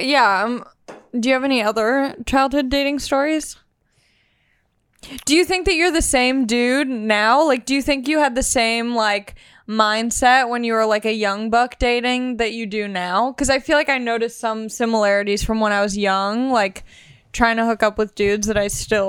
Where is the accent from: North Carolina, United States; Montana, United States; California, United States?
California, United States; Long Beach; I'm from Long Beach, California, born and raised. My whole family's from out here.